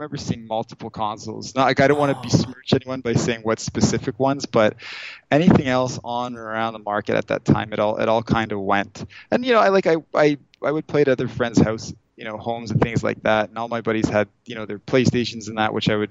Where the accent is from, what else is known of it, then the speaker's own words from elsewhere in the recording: Thornhill, Ontario, Canada; also born or lived in Toronto; I born and raised Thornhill. And that's like a suburb of Toronto.